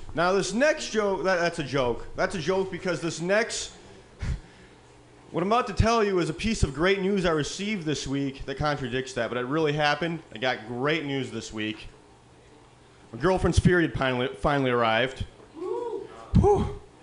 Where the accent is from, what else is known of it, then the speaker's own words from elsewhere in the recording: Midwest, United States; now in California, United States; I come from the Midwest